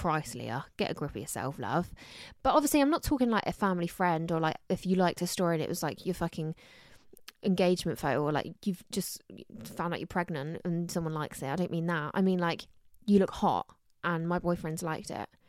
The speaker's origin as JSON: {"language": "English", "area": "Somerset", "region": "South West England", "country": "United Kingdom", "accent": "Somerset", "said": "my summer sack accent's really coming out recently"}